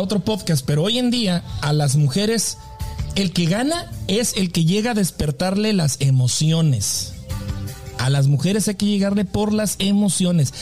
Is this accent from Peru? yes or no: no; Delicias, Chihuahua, Mexico; en la ciudad donde yo crecí, en la prepa donde yo nací, se acostumbraban las sociedades de alumnos